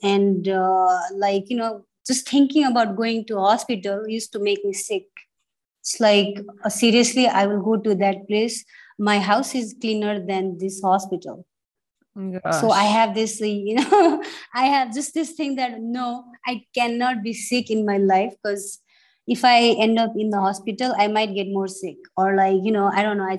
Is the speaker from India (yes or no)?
no; Kathmandu, Bagmati, Nepal; also born or lived in Kalaya; And when I was growing up in Kathmandu, since I am newer, I started eating a lot of buffalo meat